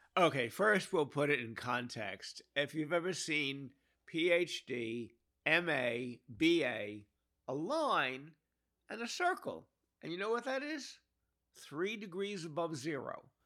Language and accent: English; New York City, New York, United States; I was born in Brooklyn in nineteen forty-three